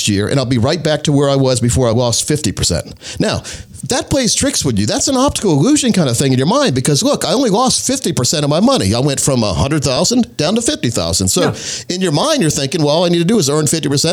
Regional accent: Scotland County, North Carolina, United States; I grew up in Scotland County, North Carolina, which is right on the border of North and South Carolina

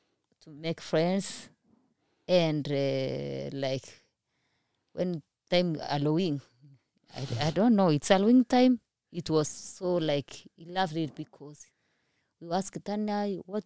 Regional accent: Kenya; English is a second language; moved away as an adult; now in United States; I'm coming from Kenya, my English are not good like yours

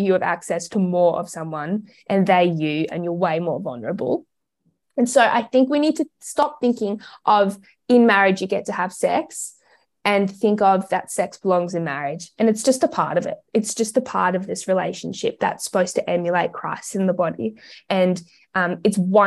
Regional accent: Australia; also born or lived in Melbourne; We are Australian

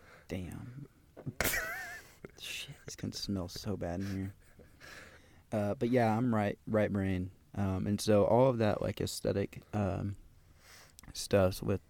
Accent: Texas, United States; Which but, I'm also from Texas, so that's not really a thing anyway.

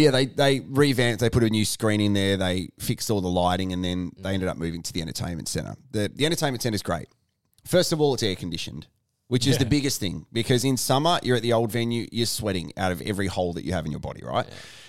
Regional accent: South Australia, Australia; we as South Australian sporting fans have a massive chip on our shoulder where we think Victoria's out to get us

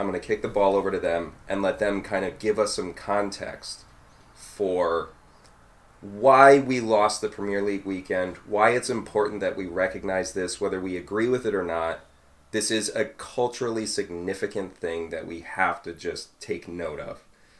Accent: United States; it's very important for us as Americans

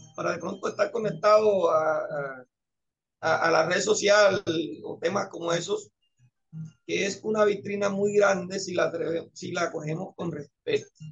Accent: Antioquia, Colombia; now in Caribbean Coast, Colombia; Yo soy antioqueño

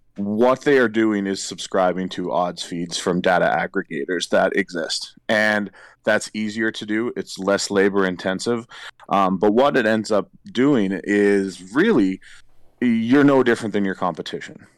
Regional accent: St. John's, Newfoundland and Labrador, Canada; the Saint John's Maple Leafs in my hometown

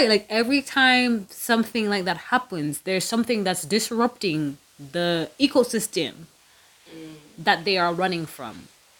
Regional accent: Jamaica; Not because I'm Jamaican.

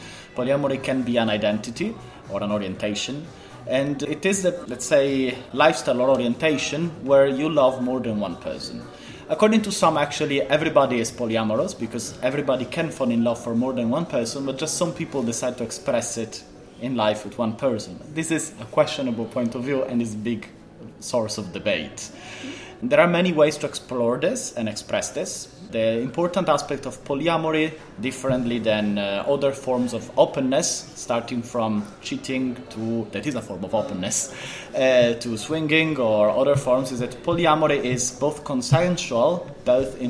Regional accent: Italy; moved away as an adult; now in Poland; I'm 36. I am from Italy, but I live in Poland since 10 years

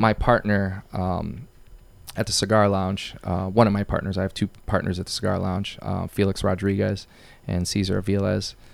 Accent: Waterbury, Connecticut, United States; also born or lived in Bristol, Connecticut; Waterbury, I'm born and raised there. Um, that's my, that's my hometown

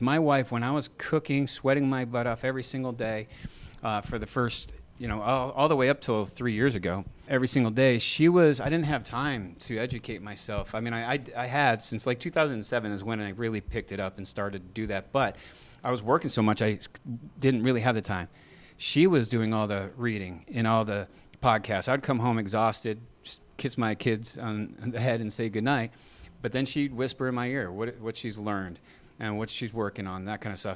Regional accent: Massachusetts, United States; now in Texas, United States; We're from Massachusetts

